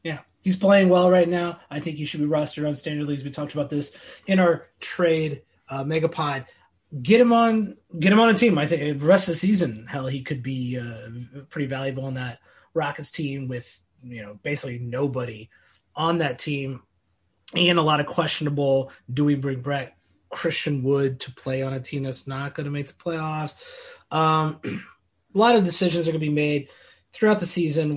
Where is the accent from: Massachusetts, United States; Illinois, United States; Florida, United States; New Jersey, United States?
Illinois, United States; I grew up in Illinois my whole life